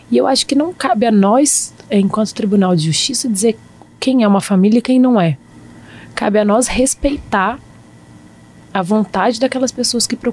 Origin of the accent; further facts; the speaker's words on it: Brasília, Federal District, Brazil; Eu sou bem, eu sou bem brasiliense para isso.